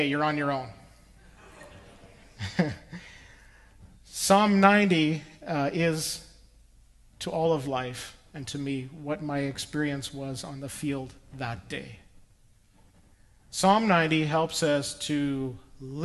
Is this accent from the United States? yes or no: no; Saskatchewan, Canada; the farm where I grew up in Saskatchewan